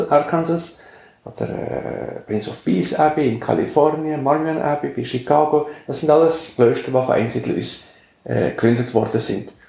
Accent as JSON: {"language": "German", "region": "Valais", "country": "Switzerland", "tie": "born or raised there", "said": "Und ich bin ein Gommer, also im Gommers aufgewachsen, und wir sind ein Langlaufparadies."}